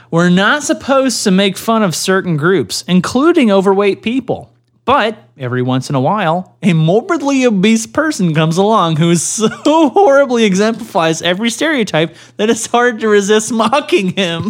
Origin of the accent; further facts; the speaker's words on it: Canada; I'm a Canadian